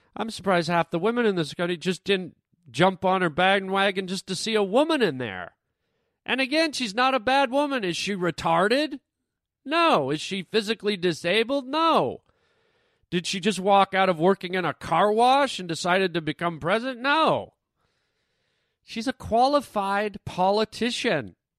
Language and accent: English; Canada; now in United States; I'm Canadian